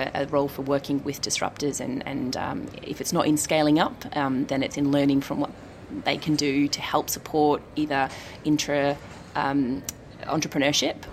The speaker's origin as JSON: {"language": "English", "country": "Australia", "said": "I'm Australian"}